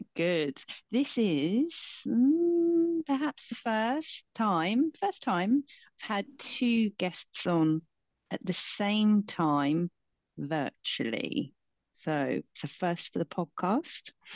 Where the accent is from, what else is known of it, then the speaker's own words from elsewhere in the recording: Basingstoke, South East England, United Kingdom; I grew up in Basingstoke